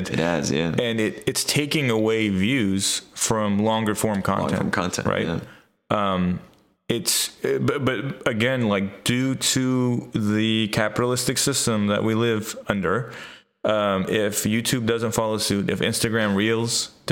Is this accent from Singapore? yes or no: yes; Singapore; Singapore. yeah, Singapore. Yeah, yeah, I'm from Singapore.